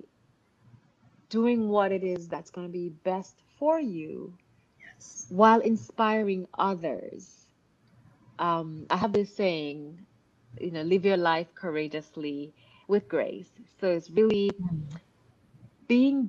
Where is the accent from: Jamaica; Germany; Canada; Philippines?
Jamaica; moved away; also born or lived in Miami; growing up in Jamaica, coming to Miami, from Miami, joining the Air Force